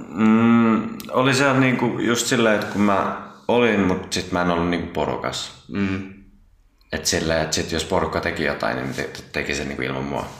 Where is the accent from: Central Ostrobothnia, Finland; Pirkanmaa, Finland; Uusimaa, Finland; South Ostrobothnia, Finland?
Uusimaa, Finland; Vantaa; also born or lived in Tapulikaupunki, Helsinki; mä tuun Vantaan Tiksistä